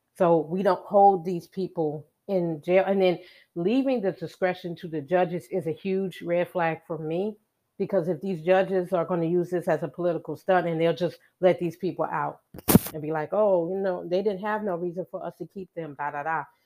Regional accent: Chicago, Illinois, United States; I was born and raised in Chicago

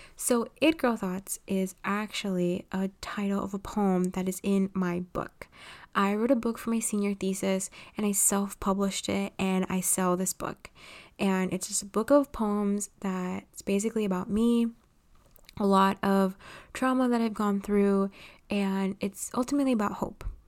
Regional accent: Los Angeles, California, United States; I was born and raised in Los Angeles, California.

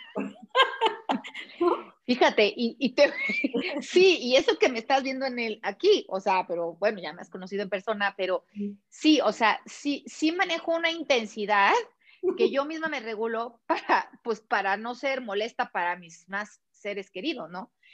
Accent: Mexico; moved away; also born or lived in Barcelona, Spain / Puebla, Mexico; nos regresamos a México decidiendo a Puebla buscando una mejor calidad de vida

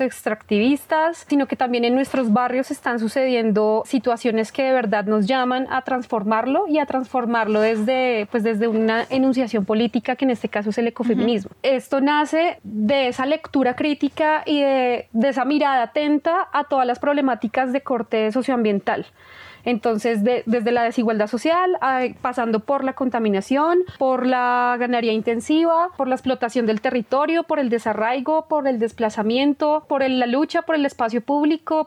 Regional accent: Bogotá, Colombia; todas somos bogotanas y porque, porque vivimos acá

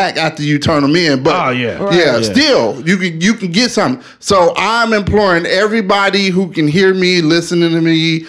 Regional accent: Chicago, Illinois, United States; moved away; I'm originally from Algale Gardens, projects in South Side of Chicago.

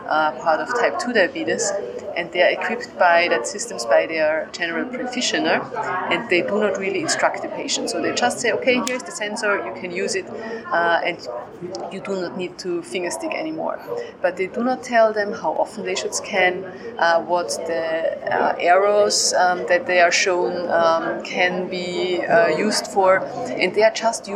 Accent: Graz, Styria, Austria; I'm from Graz in Austria

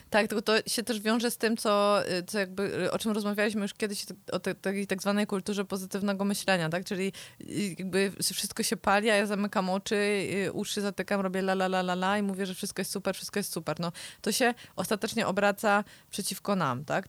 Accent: the mountains, Poland; jestem z gór

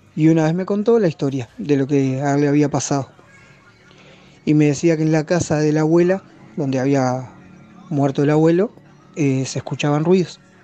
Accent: Uruguay; soy de Uruguay

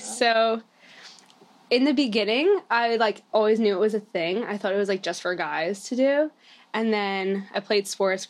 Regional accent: Suffolk County, New York, United States; So I'm 24 and I'm from Suffolk County.

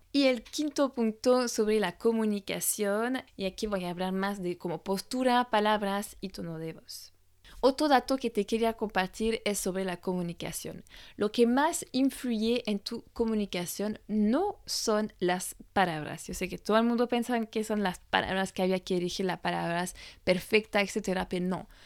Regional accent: France; francesa y coach de imagen

